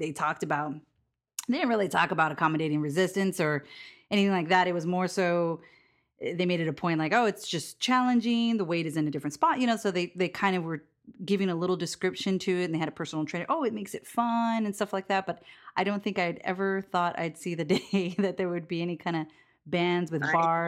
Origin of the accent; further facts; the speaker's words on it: Hawaii, United States; I'm from Hawaii